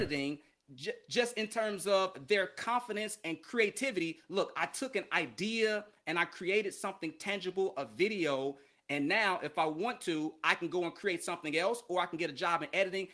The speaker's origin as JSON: {"language": "English", "town": "Chicago", "region": "Illinois", "country": "United States", "also_born_or_lived": "Philadelphia / San Angelo, Texas / Mobile, Alabama", "moved": "as an adult", "said": "I'm from Chicago, big city"}